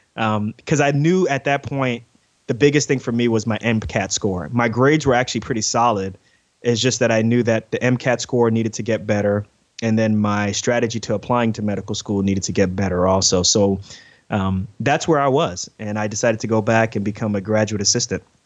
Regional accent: New York City, New York, United States; moved away; also born or lived in Newark, New Jersey; I grew up in Queens, New York

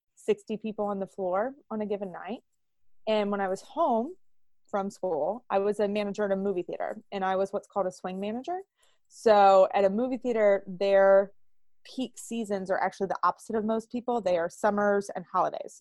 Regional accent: Pittsburgh, Pennsylvania, United States; I am from Pittsburgh, Pennsylvania

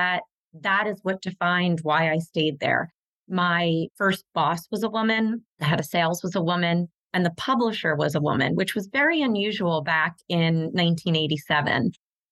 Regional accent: Philadelphia, Pennsylvania, United States; my hometown of Philadelphia

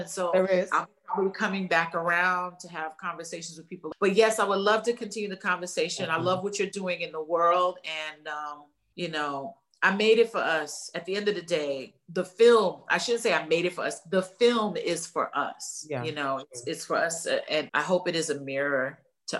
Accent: New York, United States; moved away as an adult; also born or lived in Los Angeles; my hometown

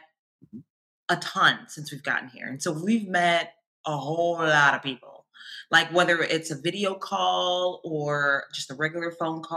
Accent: Columbus, Ohio, United States; moved away as an adult; also born or lived in Milwaukee, Wisconsin; now in Los Angeles, United States; I moved there for college. I went to MSOE. But before that, I was born and raised in Ohio, in Columbus.

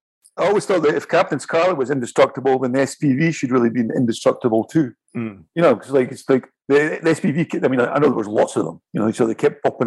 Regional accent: Scotland, United Kingdom; also born or lived in London / Italy; now in Paris, France; No, I was obviously I'm Scottish. I was born on the north coast of Scotland, and I moved down. I was in London for a while, and I was in Italy, and then I was in Paris.

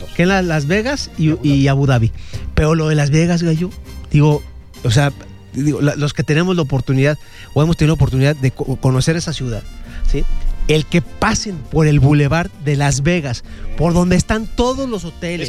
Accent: Mexico; como mexicanos

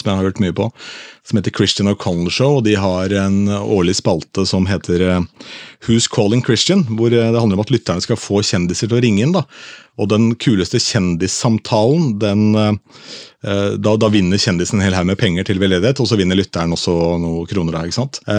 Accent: Askim, Østfold, Norway; moved away; bowlinghallen hjemme i Askim

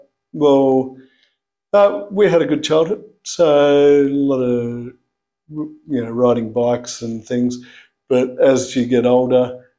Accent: Canberra, Australian Capital Territory, Australia; I was born in Canberra.

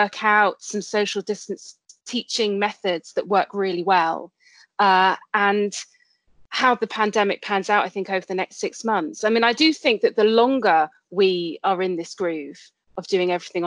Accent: Colchester, East of England, United Kingdom; moved away as an adult; also born or lived in Cambridge / London; I'm originally from Essex, from Colchester, where I grew up, spent most of my childhood and teenage years

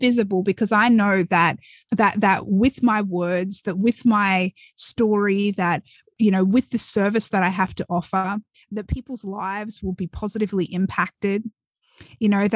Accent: Australia; moved away as an adult; now in United States; I was born and raised in Australia

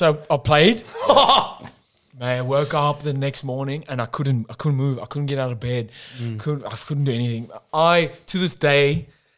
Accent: South Africa; now in Australia; I tell people I'm from South Africa

